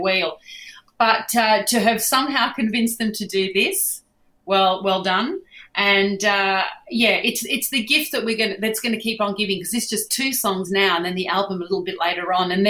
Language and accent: English; Sydney, New South Wales, Australia; I grew up in Bondi above a restaurant